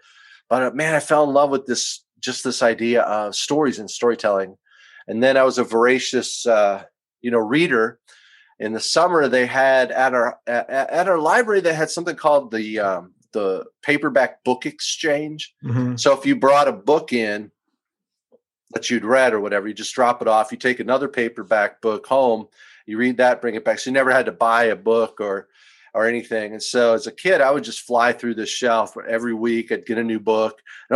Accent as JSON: {"language": "English", "region": "southeastern Wisconsin", "country": "United States", "tie": "born or raised there", "moved": "as an adult", "lives_now": "Tennessee, United States", "said": "grew up in southeastern Wisconsin near Madison and Milwaukee, kind of between the two of them"}